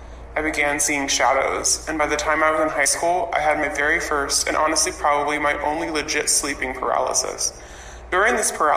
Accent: North Carolina, United States; I'm from North Carolina.

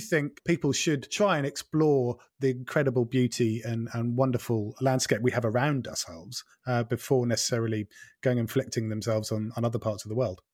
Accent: Norfolk, East of England, United Kingdom; moved away as an adult; also born or lived in Wales / Scotland; I grew up in Norfolk

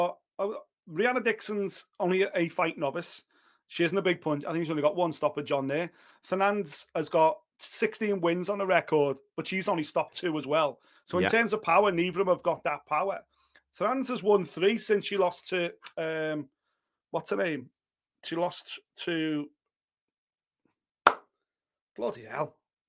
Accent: Liverpool, North West England, United Kingdom; that's purely because I'm a Scouser, and there's a Scouser on this card.

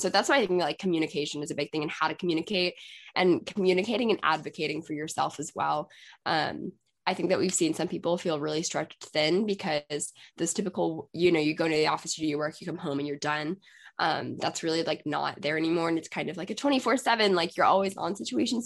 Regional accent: Texas, United States; I'm from Texas

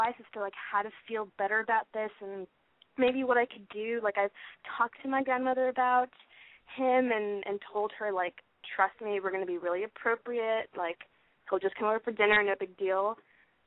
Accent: Portland, United States; moved away as an adult; now in Los Angeles, United States; I'm 21, and I am from Portland, and I have been living in Los Angeles for 3 years now.

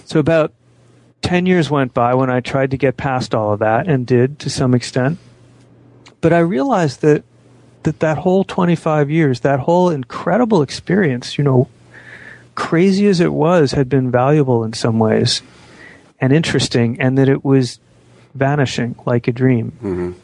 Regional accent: Phoenix, Arizona, United States; now in Washington, United States; grew up in Phoenix, Arizona in the 60s and 70s

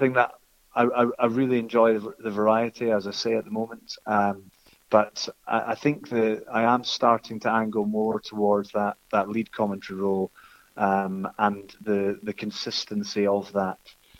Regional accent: Scotland, United Kingdom; accent: Scottish; I've got a Scottish accent. People know that I'm Scottish

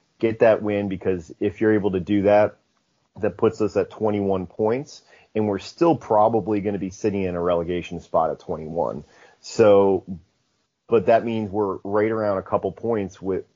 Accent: United States; as an American

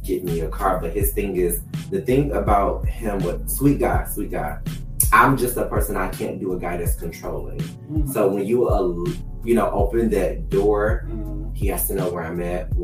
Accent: Detroit, Michigan, United States; moved away as an adult; also born or lived in Providence, Rhode Island; my background, where I came from, growing up in Detroit

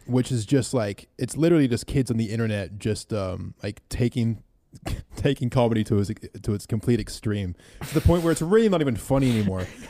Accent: New Zealand; we grew up in New Zealand, which isn't a very racist country

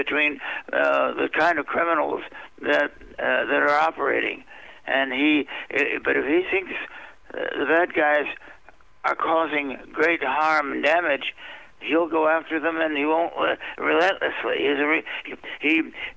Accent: Washington, District of Columbia, United States; I've been born and raised in, I've been raised in Washington, D.C.

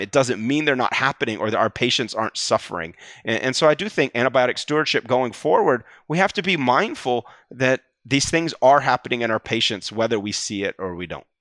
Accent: Atlanta, Georgia, United States; now in New Haven, United States; I grew up in the South, Atlanta

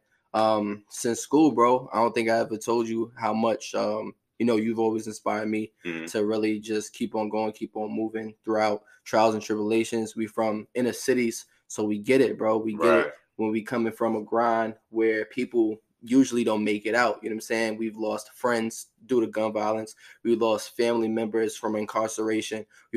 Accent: New York City, New York, United States; born and raised in Brooklyn, New York, community called Canarsie

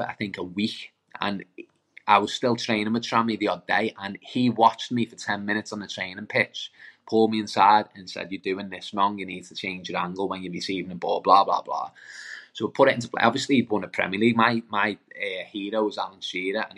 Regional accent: Birkenhead, North West England, United Kingdom; I'm from Lochferry, I'm from Birkenhead

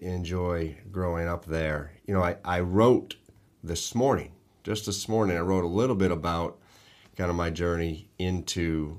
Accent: Sturbridge, Massachusetts, United States; I grew up in Massachusetts, Sturbridge, Massachusetts, to be specific, which was a great place to grow up.

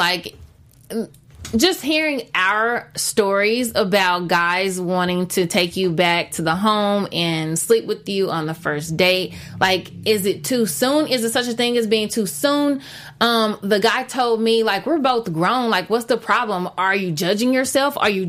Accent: Texas, United States; moved away; I'm not from California culture. Okay. I'm from Texas.

